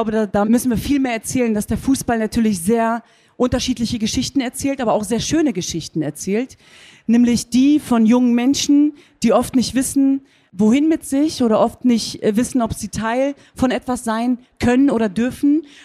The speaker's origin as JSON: {"language": "German", "town": "Cologne", "region": "North Rhine-Westphalia", "country": "Germany", "said": "Also als Kölnerin sage ich jetzt natürlich, Home is where the dome is."}